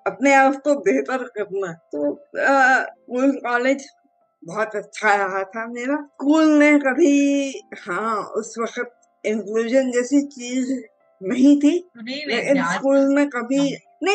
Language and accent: Hindi; Delhi, India; also born or lived in Vadodara, India; मेरी जिंदगी तो शुरू हुई थी दिल्ली से